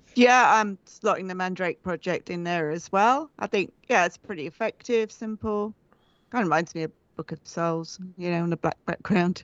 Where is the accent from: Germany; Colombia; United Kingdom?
United Kingdom; England; I'm from England